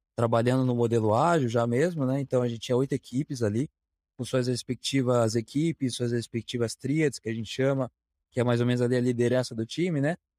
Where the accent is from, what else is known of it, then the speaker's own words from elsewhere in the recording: Curitiba, Paraná, Brazil; Sou natural de Curitiba